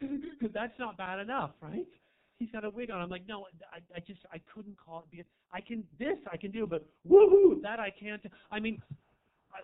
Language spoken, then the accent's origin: English; Marin, California, United States; I'm from Marin